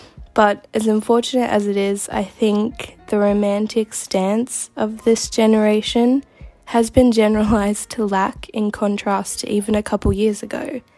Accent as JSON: {"language": "English", "town": "Gold Coast", "region": "Queensland", "country": "Australia", "said": "I'm from the Gold Coast in Australia"}